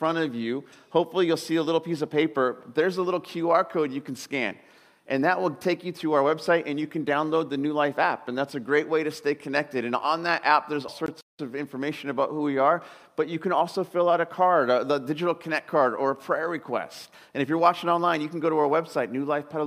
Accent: Southern California, United States; moved away as an adult; now in Sebastopol, United States; I was growing up in Southern California, spent my whole life there, and I took a job right up here in Sebastopol

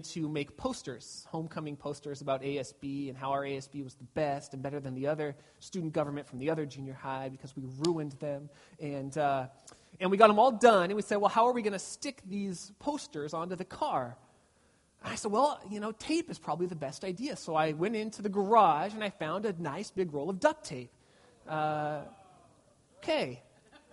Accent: Glendora, California, United States; I grew up in Glendora, California.

